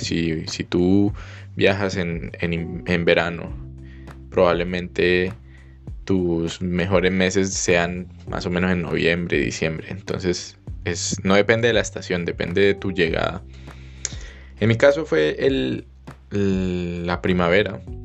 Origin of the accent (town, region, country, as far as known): Colombia; moved away as an adult